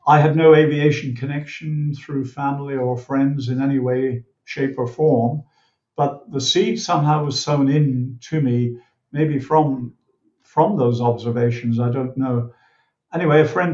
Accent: Dublin, Leinster, Ireland; now in Queensland, Australia; I was born in Ireland, the south side of Dublin Bay, and I grew up there by the sea

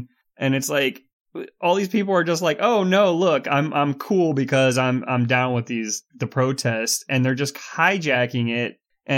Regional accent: United States; we're in America. We're all from America

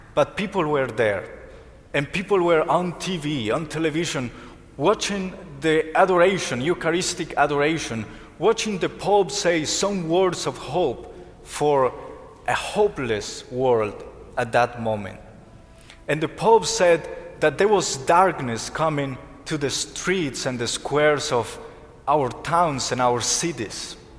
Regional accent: Colombia; moved away; I'm from Colombia

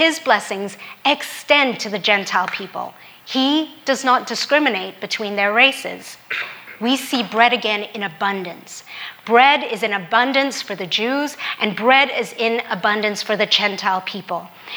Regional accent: Hong Kong; also born or lived in Australia; now in United States; As a Filipino woman growing up in Hong Kong

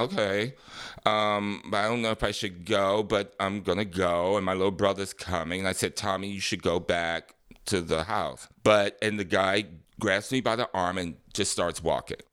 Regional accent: Detroit, Michigan, United States; I grew up in Detroit, Michigan, nineteen sixty-two

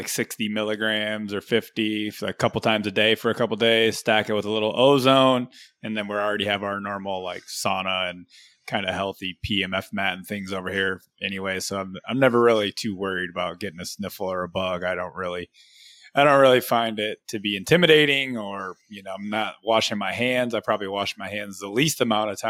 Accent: Michigan, United States; now in Florida, United States; I'm from Michigan

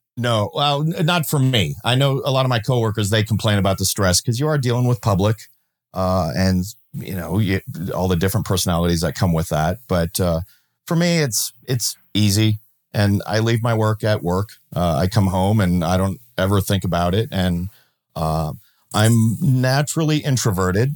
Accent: Minnesota, United States; I grew up in Minnesota, and when I moved out of my parents' house, I moved into a rural part of the state

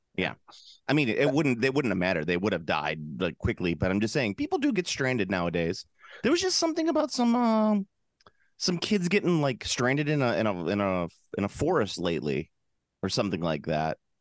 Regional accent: Central United States, United States; I am a flatlander from Central Ameri-, eh, from Central America, from Central United States

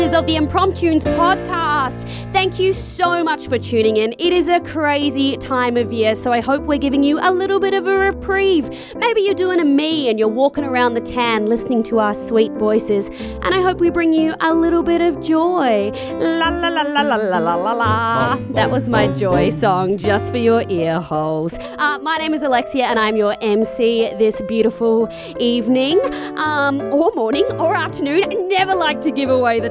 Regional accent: New Zealand; I'm from New Zealand

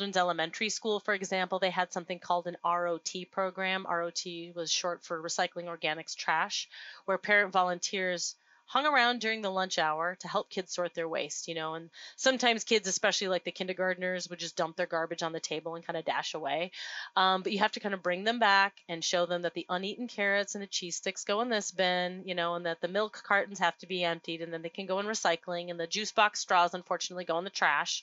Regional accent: Duluth, Minnesota, United States; my hometown of Duluth, Minnesota

